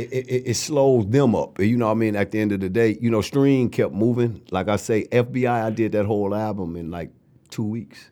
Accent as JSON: {"language": "English", "town": "Flint", "region": "Michigan", "country": "United States", "tie": "born or raised there", "also_born_or_lived": "Ann Arbor", "said": "Flint was a, was a beautiful place to grow up"}